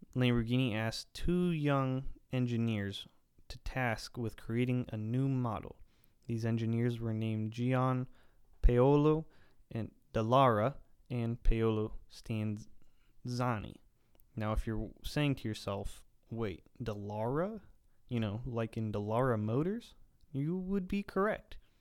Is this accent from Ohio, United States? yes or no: yes; the poorest county in Ohio, United States; moved away; back home in my hometown county